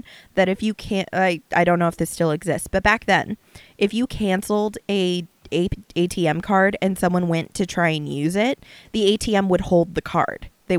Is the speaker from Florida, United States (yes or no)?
yes; Florida, United States; We're from Florida.